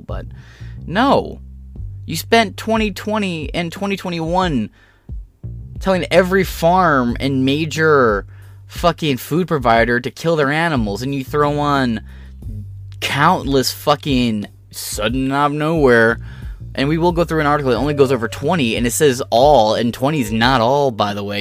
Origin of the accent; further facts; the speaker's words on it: Michigan, United States; also born or lived in Ohio / Illinois / Wisconsin; I'm a Michigan native